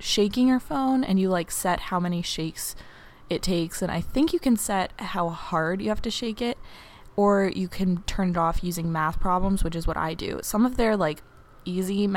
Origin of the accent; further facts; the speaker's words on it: New York City, New York, United States; moved away as an adult; now in Cambridge, United States; an 18-year-old girl at Harvard University, but I am from New York City